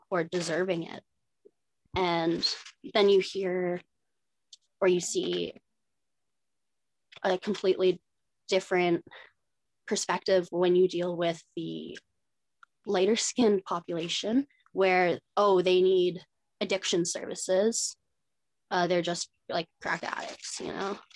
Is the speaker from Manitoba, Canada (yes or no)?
yes; Winnipeg, Manitoba, Canada; now in Thunder Bay, Canada; We all live together here in Thunder Bay. We're from Winnipeg.